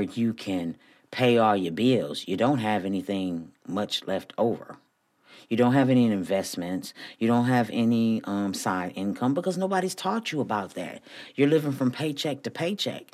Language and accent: English; Flint, Michigan, United States; moved away as an adult; also born or lived in Houston, Texas; me growing up in Flint, Michigan, we had Black-owned stores on every corner when I was growing up.